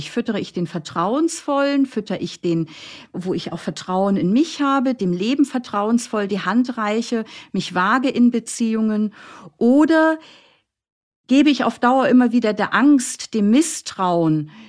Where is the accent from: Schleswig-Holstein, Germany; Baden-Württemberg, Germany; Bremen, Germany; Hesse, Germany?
Schleswig-Holstein, Germany; Flensburg; Ich komme aus Flensburg, das heißt, ich habe da am Hamburger Hauptbahnhof erstmal eine Stunde alleine um neun Uhr äh, da äh, gewartet